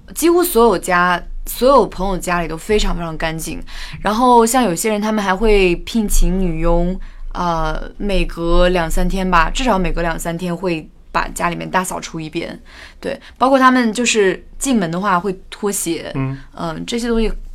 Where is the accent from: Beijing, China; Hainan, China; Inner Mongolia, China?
Inner Mongolia, China; 小时候在内蒙古长大